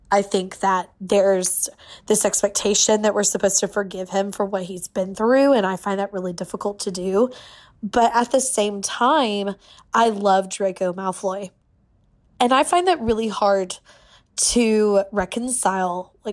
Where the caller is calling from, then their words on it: Atlanta, Georgia, United States; from Atlanta, Georgia.